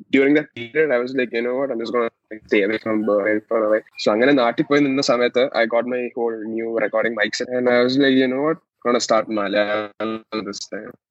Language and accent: English; Kerala, India; first language Malayalam; English is a second language; because I was from since I was from Malayalam, it's not my strengths.